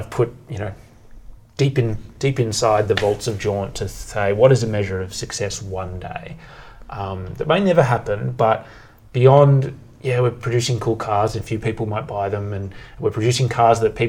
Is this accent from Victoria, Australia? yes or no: yes; Bendigo, Victoria, Australia; growing up in Bendigo